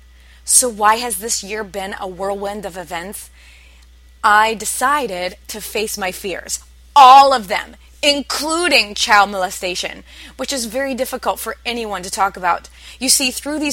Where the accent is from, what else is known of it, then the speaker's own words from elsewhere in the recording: Midwest, United States; I come from the Midwest